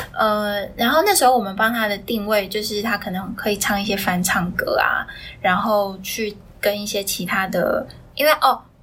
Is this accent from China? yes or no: no; Taiwan; 我是从小在台湾念，呃，音乐班，就是国是古典音乐出身的，嗯。然后就小学三年级就念到高中三年级的电音乐系，然后我是主修中提琴，副修钢琴这样子